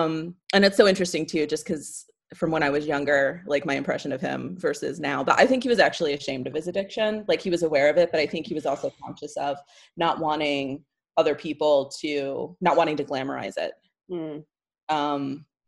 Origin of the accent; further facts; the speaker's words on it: Tampa, Florida, United States; also born or lived in St. Petersburg; now in New York, United States; So I grew up, I'm not originally from Florida, but I grew up there and I grew up in Tampa, Florida from, I was there the time I was like 12. I lived in St. Petersburg for a while.